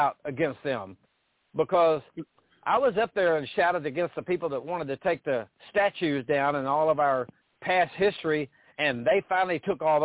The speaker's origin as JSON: {"language": "English", "town": "Paris", "region": "Texas", "country": "United States", "tie": "born or raised there", "moved": "yes", "said": "My hometown of Paris, Texas"}